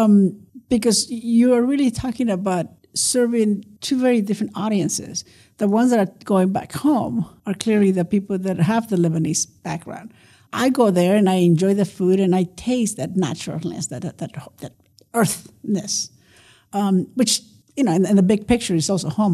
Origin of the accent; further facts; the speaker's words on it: Nuevo Laredo, Tamaulipas, Mexico; now in El Paso, United States; a dish that I grew up eating in Nuevo Laredo